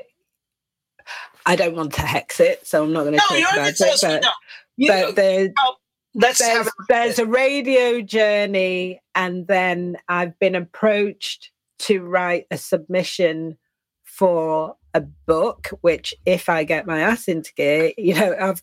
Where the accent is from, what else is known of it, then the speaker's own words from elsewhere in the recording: England, United Kingdom; I'm English